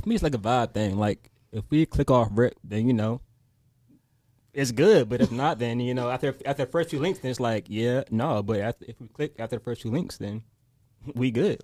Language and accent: English; Virginia, United States; I'm the eight oh four